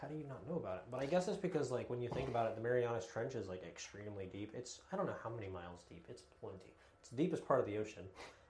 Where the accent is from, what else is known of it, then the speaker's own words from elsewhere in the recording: Tampa, Florida, United States; where are you guys from? And we're like, Tampa.